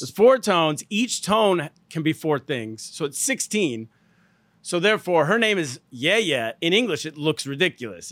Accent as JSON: {"language": "English", "region": "California", "country": "United States", "said": "I'm from California."}